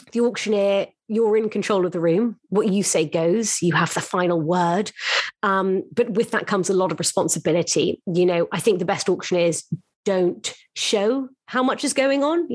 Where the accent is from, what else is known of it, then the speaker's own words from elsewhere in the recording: London, United Kingdom; moved away as an adult; now in New York, United States; I found myself as a Londoner and moved to New York to join Bonhams' team